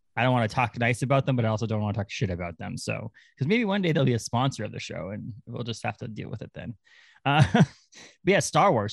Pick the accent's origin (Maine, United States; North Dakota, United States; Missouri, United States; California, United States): Maine, United States; Orrington; born or raised there; moved away as an adult; also born or lived in Kittery, Maine / Massachusetts